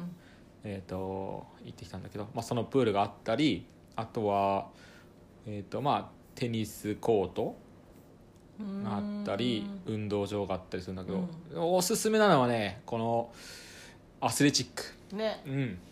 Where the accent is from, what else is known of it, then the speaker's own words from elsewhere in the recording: Ibaraki, Japan; moved away; 元々僕も茨城県人だった